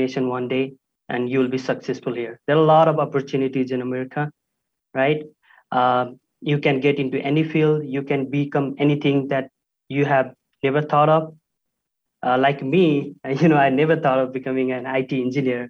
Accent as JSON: {"language": "English", "country": "Nepal", "moved": "as an adult", "lives_now": "Utah, United States", "said": "I'm from Nepal. I've been here since the last 5 years"}